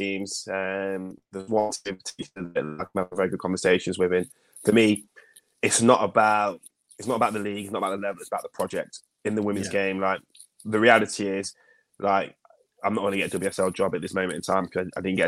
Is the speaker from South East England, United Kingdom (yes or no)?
no; Leicester, East Midlands, United Kingdom; also born or lived in Glen Parva; I'm born and bred in Leicester. I live in Leicester.